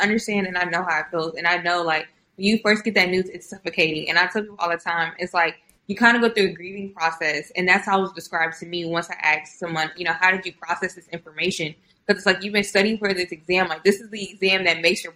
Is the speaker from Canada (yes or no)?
no; Houston, Texas, United States; born or raised there; also born or lived in Austin, Texas / College Station, Texas